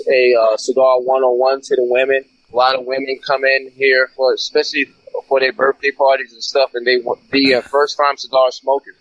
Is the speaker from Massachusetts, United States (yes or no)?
no; Suffolk County, Long Island, New York, United States; moved away; I'm from Suffolk County